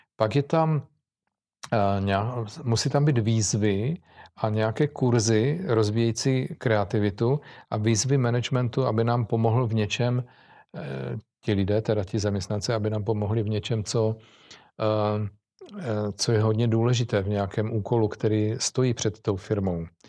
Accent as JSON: {"language": "Czech", "country": "Czechia", "said": "jako Češi"}